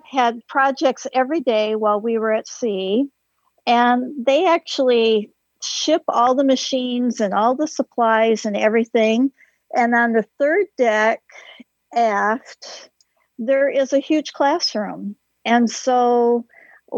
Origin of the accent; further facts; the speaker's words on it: Michigan, United States; We're from Michigan